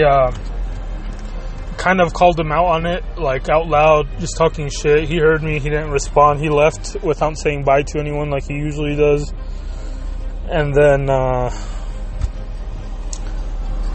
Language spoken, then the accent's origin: English; Chihuahua, Mexico; now in United States; my home state of Chihuahua